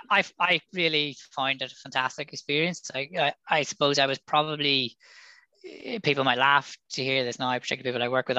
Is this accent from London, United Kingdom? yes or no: no; Belfast, Northern Ireland, United Kingdom; moved away as an adult; I'm from Belfast, or just outside Belfast, and so did the A level.